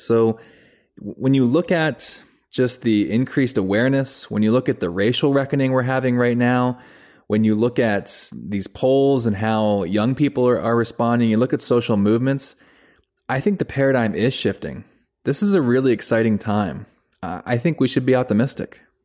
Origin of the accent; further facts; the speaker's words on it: United States; So I grew up outside of Washington, D C, in the suburbs of Washington, D C.